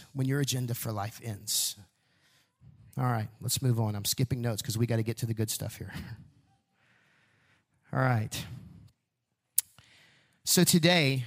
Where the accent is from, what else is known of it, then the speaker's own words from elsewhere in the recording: Huntsville, Texas, United States; growing up in Huntsville watching prisoners get released from prison